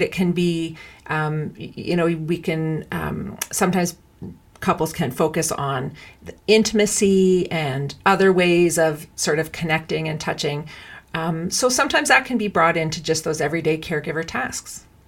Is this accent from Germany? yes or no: no; Canada; I'm Canadian